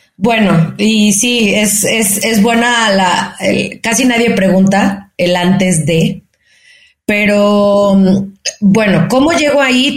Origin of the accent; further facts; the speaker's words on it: Guadalajara, Jalisco, Mexico; moved away as an adult; now in Mexico City, Mexico; soy una mexicana, nacida en Guadalajara, tapatía de corazón, pero chilanga. Eh, ahora tengo ya casi 14 años viviendo en la Ciudad de México